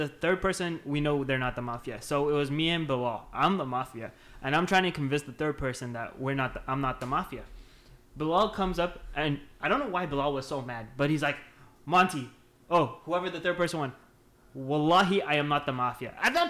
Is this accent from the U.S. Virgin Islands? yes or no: no; Ndola, Copperbelt Province, Zambia; moved away; I'm from Andola, which is like a small ass town. So they're like